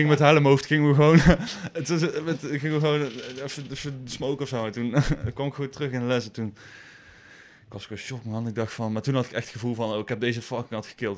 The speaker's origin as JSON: {"language": "Dutch", "town": "Boekel", "region": "North Brabant", "country": "Netherlands", "moved": "as an adult", "lives_now": "Nijmegen, Netherlands", "said": "Ik kom uit Boekel. Ik woon eh, in Nijmegen"}